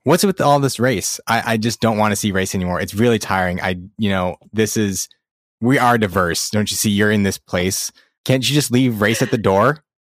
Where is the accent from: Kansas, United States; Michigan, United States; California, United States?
California, United States; where are you really from? And then I say California